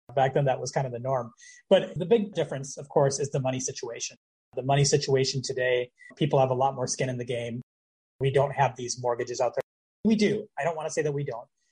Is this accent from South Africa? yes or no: no; Minneapolis, Minnesota, United States; moved away as an adult; now in Florida, United States; I'm originally from the Twin Cities